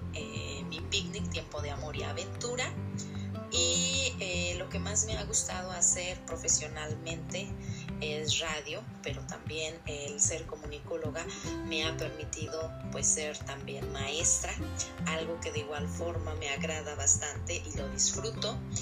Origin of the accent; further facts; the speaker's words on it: Ocuilan, State of Mexico, Mexico; soy originaria de Oquilán, un municipio que pertenece al Estado de México